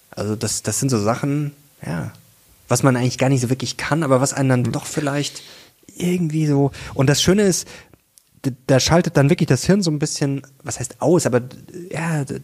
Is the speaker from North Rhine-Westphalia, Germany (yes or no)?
no; Munich, Bavaria, Germany; Venga di Monaco müsste das heißen. Ich komme aus München.